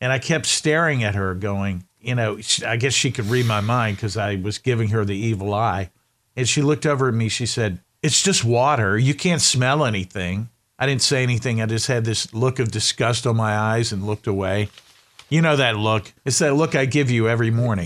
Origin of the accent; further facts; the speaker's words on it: Winston-Salem, North Carolina, United States; my hometown is a town called Winston-Salem.